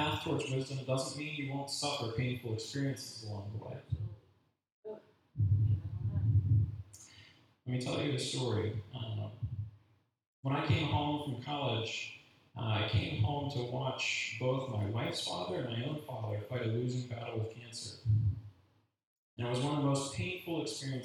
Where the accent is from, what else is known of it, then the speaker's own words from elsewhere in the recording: United States; being an American makes it hard to be a Christian sometimes